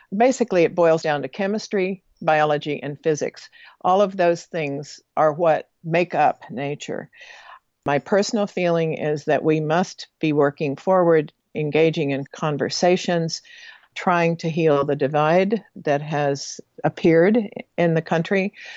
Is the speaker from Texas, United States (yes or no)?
yes; Texas panhandle, United States; moved away as an adult; also born or lived in American Samoa; growing up in the Texas panhandle